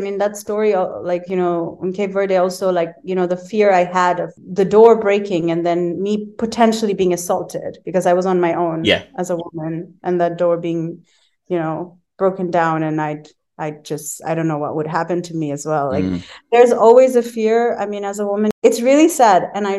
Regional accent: Bangladesh; And I was like, I'm from Bangladesh. I've never been to Syria in my life.

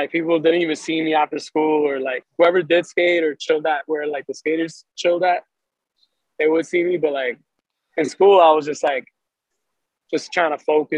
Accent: New York City, New York, United States; also born or lived in Ecuador (parents' origin); I was born in Brooklyn, and then when I was 11, I moved to Staten Island

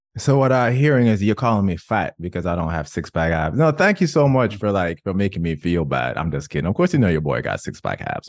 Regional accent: Jamaica; I'm Jamaican

